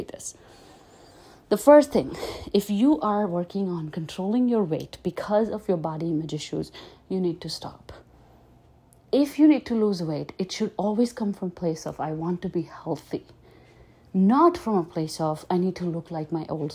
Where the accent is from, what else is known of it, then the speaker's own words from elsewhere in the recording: Delhi, India; I grew up in Delhi